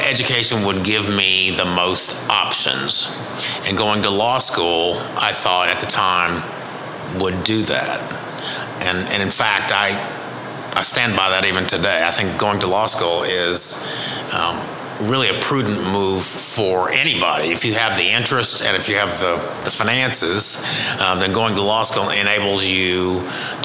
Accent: Fort Smith, Arkansas, United States; moved away as an adult; now in Tulsa, United States; I'm originally from Fort Smith, Arkansas, which is 100 miles southeast of here

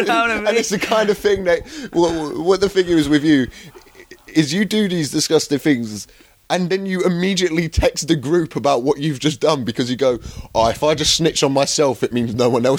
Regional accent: Croydon, London, United Kingdom; accent: Cockney

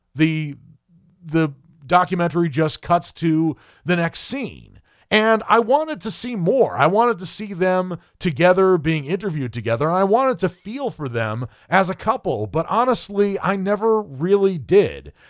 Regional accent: Maine, United States; me being born and raised in Maine

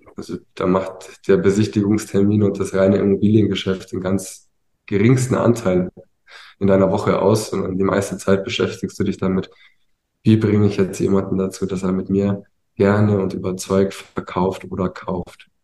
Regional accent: Ingolstadt, Bavaria, Germany; also born or lived in Munich; bin dann in Ingolstadt groß geworden

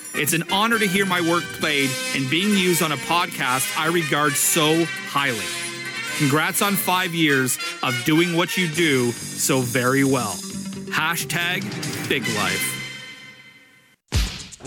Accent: Canada; I'm from Canada

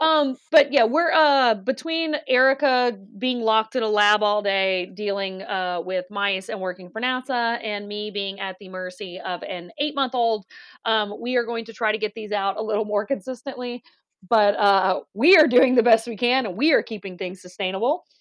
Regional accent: Louisiana, United States; we are from Louisiana

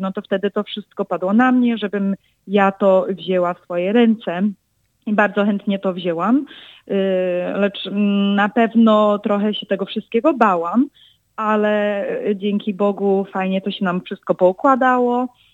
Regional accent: Chicago, Illinois, United States; od początku urodziłam się w Stanach

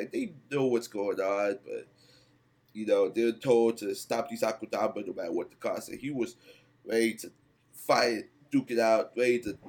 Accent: New Jersey, United States; I'm from New Jersey

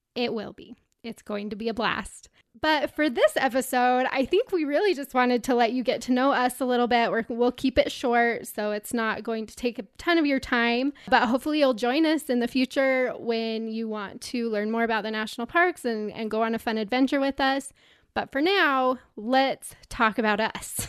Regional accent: Utah, United States; I'm a girl from Utah

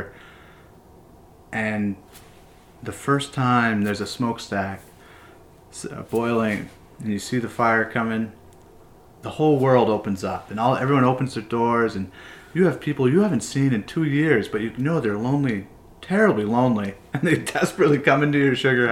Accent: Connecticut, United States; now in Vermont, United States; I grew up in Connecticut

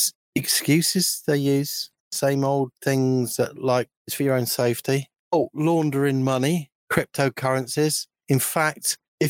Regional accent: United Kingdom; I'm British

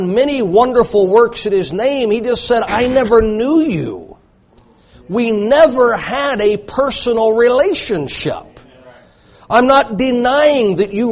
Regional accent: the South, United States; I grew up in the South

